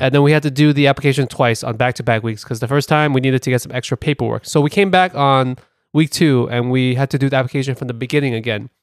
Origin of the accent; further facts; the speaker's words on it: New York City, New York, United States; accent: Brooklyn; my Brooklyn accent